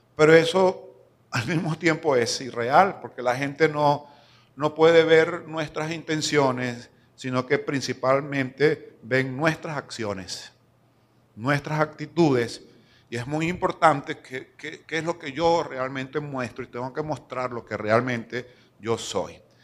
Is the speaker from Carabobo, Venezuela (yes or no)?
no; Lara, Venezuela; also born or lived in Venezuelan Andes (born) / Maracaibo, Zulia; now in San Cristóbal, Venezuela; larense de crianza, o sea, me considero guaro pelado, criado en Lara